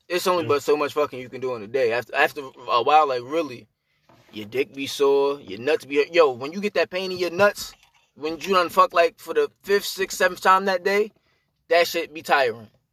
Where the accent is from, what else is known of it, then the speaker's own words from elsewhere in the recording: New York City, New York, United States; I'm from Brooklyn